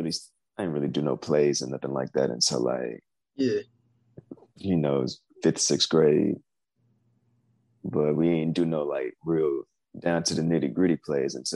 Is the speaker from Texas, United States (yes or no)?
yes; Houston, Texas, United States; I'm from Houston, Texas.